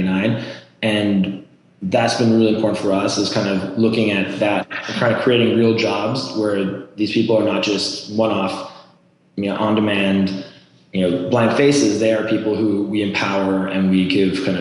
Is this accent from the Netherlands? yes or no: no; Norway; moved away as an adult; now in United States; I'm actually originally from Norway, born and raised. I came to the US for college